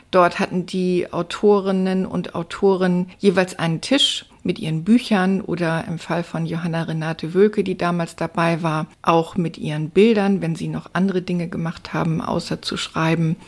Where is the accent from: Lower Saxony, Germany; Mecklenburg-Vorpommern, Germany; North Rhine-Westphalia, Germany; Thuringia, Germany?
Lower Saxony, Germany; Stade; now in Hamburg, Germany; Ich bin in Hamburg geboren, in Stade aufgewachsen und seit 1999 wieder in Hamburg.